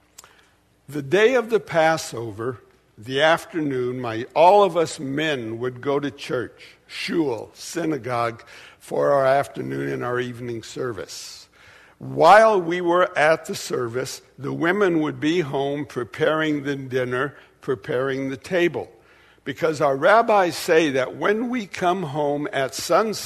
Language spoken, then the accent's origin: English; Portland, United States; also born or lived in Dallas; I was raised in Portland in a conservative Jewish family